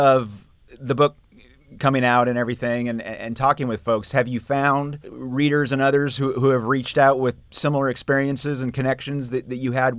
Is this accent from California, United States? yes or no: no; Seattle, Washington, United States; now in Arkansas, United States; I grew up in Seattle